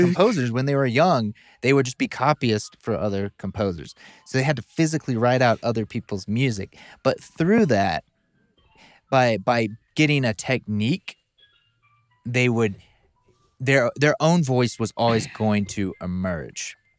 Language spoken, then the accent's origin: English; the South, United States; we're both from the South. Different areas.